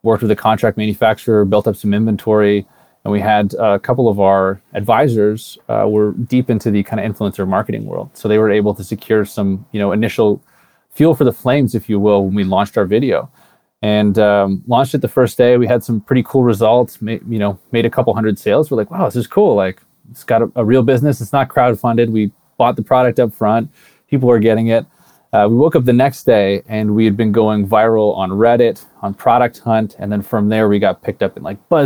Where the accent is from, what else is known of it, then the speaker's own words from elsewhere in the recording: Canada; moved away as an adult; also born or lived in California; I'm Canadian originally